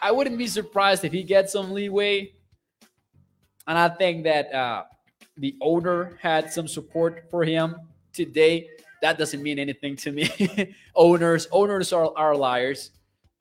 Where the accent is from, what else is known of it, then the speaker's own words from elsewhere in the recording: Mexico; moved away; I am from Mexico.